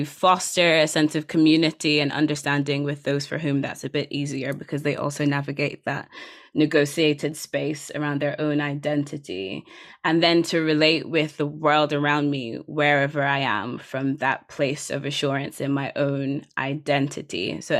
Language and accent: English; Nigeria; my being Nigerian has always been mediated to me by the surrounding cultural context. And so for me to physically be in Nigeria is in some ways a different form of being Nigerian than the one I grew up in.